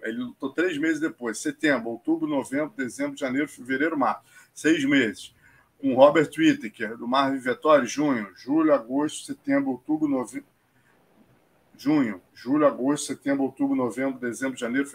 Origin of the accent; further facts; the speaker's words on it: Brazil; como brasileiro